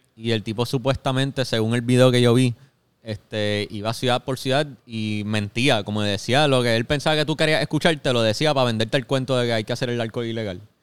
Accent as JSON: {"language": "Spanish", "country": "Puerto Rico"}